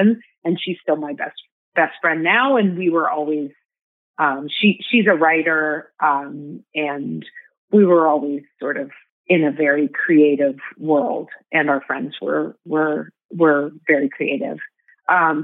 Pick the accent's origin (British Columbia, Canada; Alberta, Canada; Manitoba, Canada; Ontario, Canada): Ontario, Canada; Toronto; I'm from Toronto, Canada.